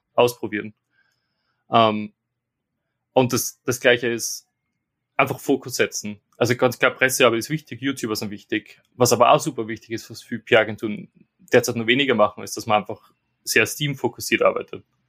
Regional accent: Austria; moved away as an adult; now in London, United Kingdom; ich bin jetzt quasi der Österreicher im Team, der in England wohnt

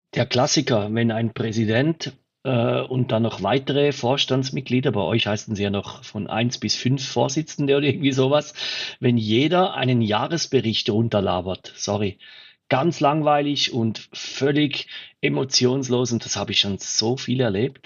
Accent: Switzerland; bei uns in der Schweiz

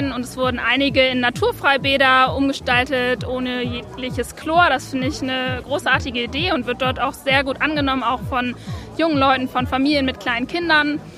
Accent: Göttingen, Lower Saxony, Germany; moved away as an adult; now in Bonn, Germany; ich bin gebürtige Göttingerin und zum Studium nach Bonn gezogen und arbeite mittlerweile hier.

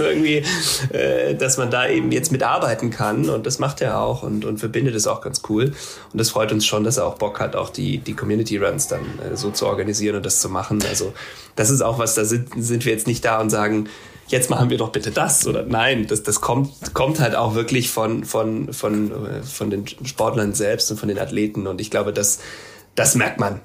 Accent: Ravensburg, Baden-Württemberg, Germany; now in Berlin, Germany; ich bin in Ravensburg aufgewachsen, da bin ich jetzt gerade

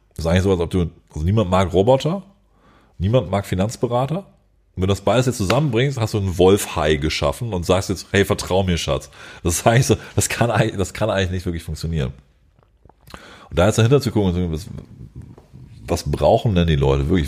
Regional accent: Germany; wir als Deutsche

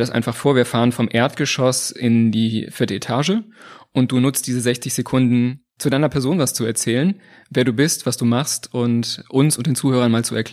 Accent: the North, Northern Germany, Germany; wie man bei uns im Norden sagt, moin.

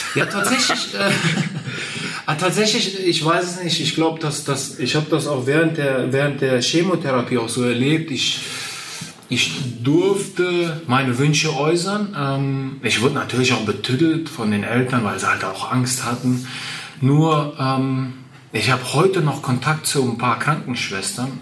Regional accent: Westerwald, Rhineland-Palatinate, Germany; also born or lived in Kazakhstan / Borken; wenn ich meine Kindheit äh, im Westerwald Revue passieren lasse und meine Kindheit in Kasachstan passieren lasse

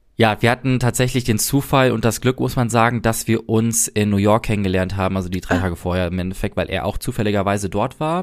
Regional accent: Germany; wo kommst du her, äh, Deutschland

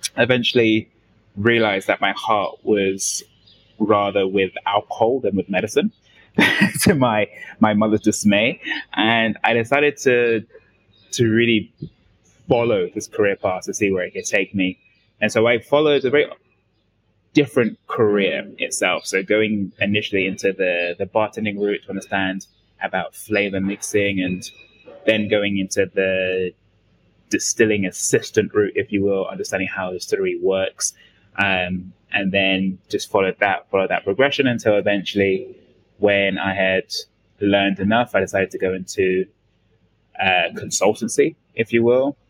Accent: London, United Kingdom; moved away as an adult; now in Phnom Penh, Cambodia; coming from London, um, if your listeners can't tell from my accent uh, at this moment, but coming from London

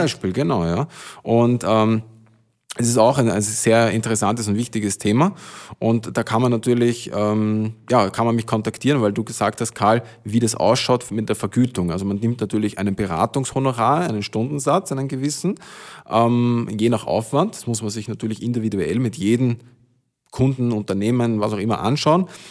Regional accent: village near Hollabrunn, Lower Austria, Austria; in mein Dorf, wo ich herkomme, also von, genau auf der Gegenseite von Hollerbrunn

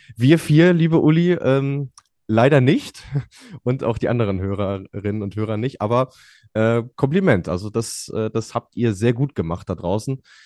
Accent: Germany; als Deutsche

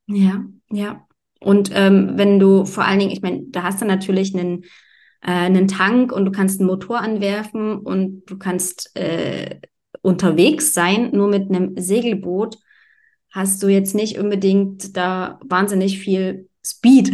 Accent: Germany; Ich bin auch am Wasser aufgewachsen. Also ich bin keine, keine zwei Querstraßen weiter, war, äh, habe ich an der Elbe gewohnt quasi.

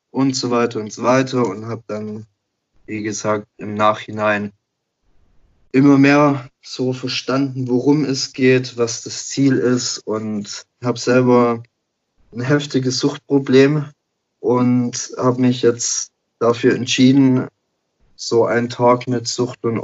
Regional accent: Baden-Württemberg, Germany; Also, ähm … komme aus der Nähe von Stuttgart, werde jetzt im März 28

